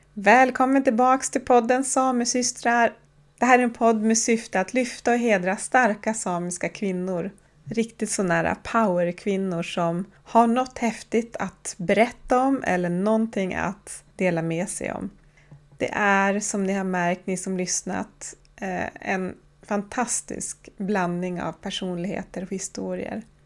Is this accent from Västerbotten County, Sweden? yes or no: no; Horsbotten, Oviksfjällen, Jämtland, Sweden; now in Tromsø, Norway; Jag kommer från Horsebotten. Det är en by som ligger i Oviksfjällen i Jämtland på den svenska sidan av Sätmi. Idag bor jag i Tromsö.